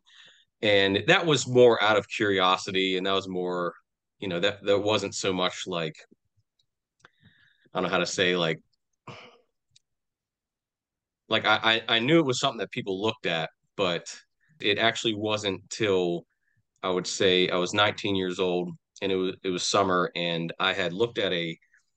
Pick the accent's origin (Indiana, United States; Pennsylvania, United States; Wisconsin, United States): Pennsylvania, United States; Pittsburgh; I'm from southwestern Pennsylvania. You know, I grew up in the Pittsburgh area, and I've kind of been around this area all my life